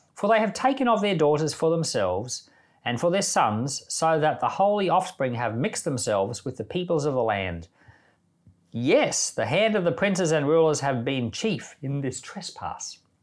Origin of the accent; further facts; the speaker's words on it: Australia; I'm Australian